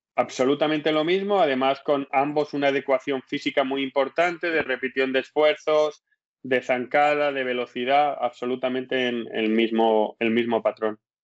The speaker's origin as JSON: {"language": "Spanish", "country": "Spain", "also_born_or_lived": "Leeds, England", "moved": "as an adult", "lives_now": "England", "said": "soy español"}